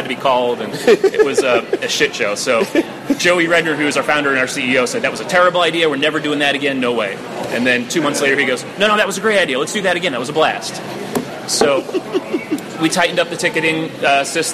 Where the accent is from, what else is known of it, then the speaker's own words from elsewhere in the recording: New York, United States; moved away; I'm from New York originally.